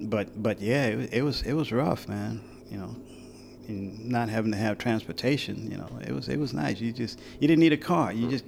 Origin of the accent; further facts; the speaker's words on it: Brooklyn, New York, United States; I'm a kid from Brooklyn, New York. I didn't know a lot of the heroes in the States.